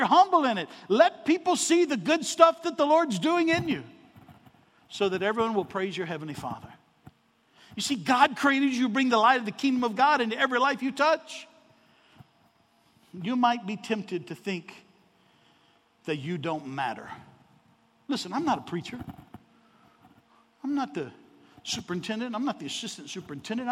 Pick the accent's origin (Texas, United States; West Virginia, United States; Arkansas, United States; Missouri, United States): Arkansas, United States; I'm from Arkansas